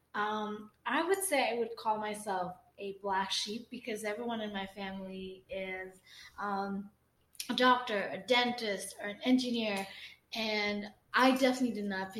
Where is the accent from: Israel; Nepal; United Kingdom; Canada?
Nepal; now in United States; I'm born and raised in Nepal